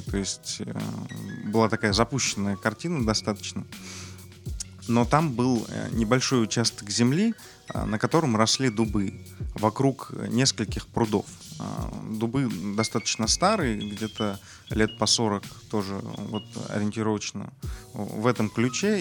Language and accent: Russian; Krasnodar, Krasnodar Krai, Russia; я родился в Краснодаре, вырос здесь